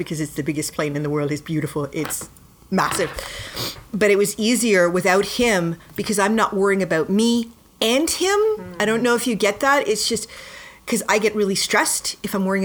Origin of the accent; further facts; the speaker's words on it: Claremont, Ontario, Canada; also born or lived in Toronto; I've lived in Toronto almost all my life. I'm from Claremont, which is just outside of Toronto. My entire memory is of Toronto